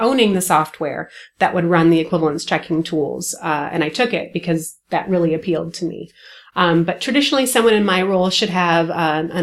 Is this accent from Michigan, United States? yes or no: yes; Michigan, United States; also born or lived in Indiana; I'm from Michigan